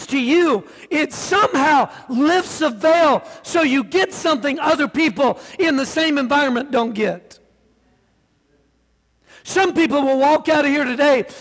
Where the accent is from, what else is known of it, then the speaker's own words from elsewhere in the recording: the South, United States; I'm from the South